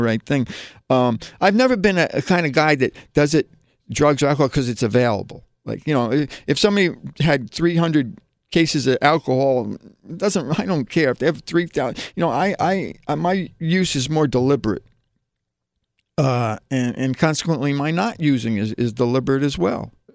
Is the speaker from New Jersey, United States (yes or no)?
yes; New Jersey, United States; now in New York, United States; I'm originally from New Jersey, you know, I came from a New Jersey suburb